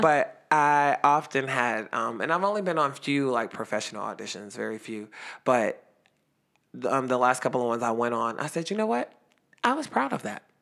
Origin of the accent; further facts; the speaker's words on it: Youngstown, Ohio, United States; Youngstown, Ohio